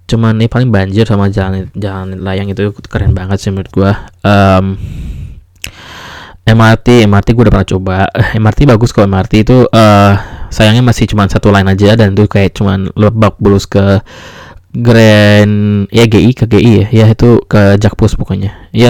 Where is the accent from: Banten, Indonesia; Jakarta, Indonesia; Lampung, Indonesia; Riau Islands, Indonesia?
Jakarta, Indonesia; tempat gue Jakarta juga gitu kan gue emang dari Jakarta